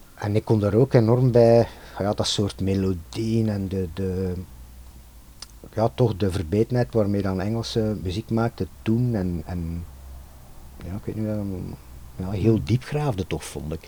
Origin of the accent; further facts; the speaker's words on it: Ghent, Flanders, Belgium; ik kom uit Gent, wij woonden in de Nam in Gent